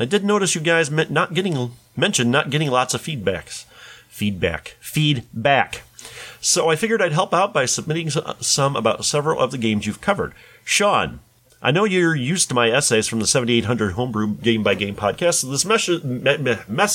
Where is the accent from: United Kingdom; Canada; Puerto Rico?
Puerto Rico; the local mall in my hometown in Puerto Rico